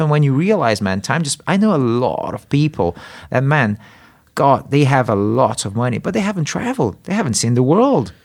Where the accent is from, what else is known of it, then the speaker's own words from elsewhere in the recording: Brazil; moved away; I grew up in Brazil